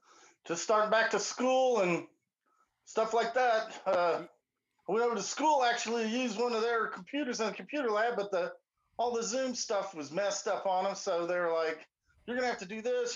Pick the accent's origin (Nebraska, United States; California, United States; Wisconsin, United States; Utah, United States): California, United States; Vandenberg Air Force Base; born there; I was born at Vandenberg Air Force Base, California. My father was a pilot and a missile test engineer in the Air Force.